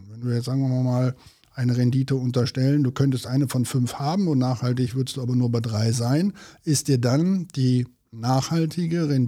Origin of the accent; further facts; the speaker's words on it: North Rhine-Westphalia, Germany; so, wie wir äh, bei uns in Westfalen immer so schön sagen, am Hintern ist die Henne fett.